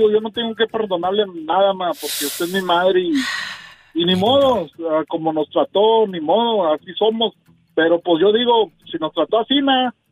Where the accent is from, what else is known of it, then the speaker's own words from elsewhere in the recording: Zacatecas, Mexico; En Zacatecas, viva, en puro Zacatecas.